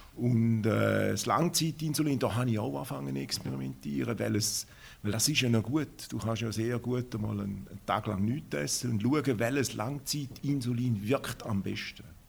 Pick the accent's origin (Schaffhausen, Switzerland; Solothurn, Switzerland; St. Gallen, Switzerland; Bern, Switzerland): Schaffhausen, Switzerland; Ich bin aus Schaffhausen, bin ein Urschaffhauser